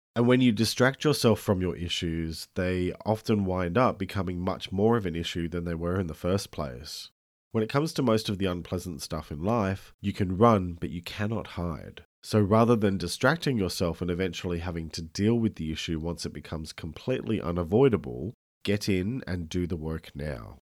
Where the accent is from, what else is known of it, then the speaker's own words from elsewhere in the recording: Australia; I'm an Australian writer and speaker